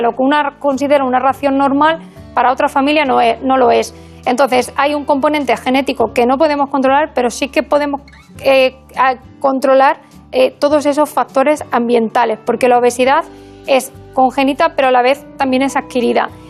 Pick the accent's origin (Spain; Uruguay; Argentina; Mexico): Spain; Burgos, Castile and León; also born or lived in Extremadura / Badajoz; now in A Coruña, Spain; yo soy extremeña. Aunque no lo parezca, me crié en Burgos. Eh, pero soy extremeña de, nacimiento.